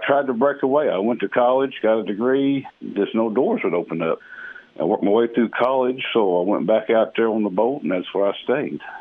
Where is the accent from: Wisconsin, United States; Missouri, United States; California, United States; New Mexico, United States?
Missouri, United States; Bootheel; born or raised there